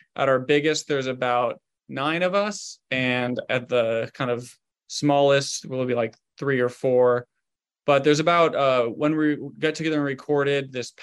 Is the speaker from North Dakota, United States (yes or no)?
no; Southern Ohio, United States; I'm from Southern Ohio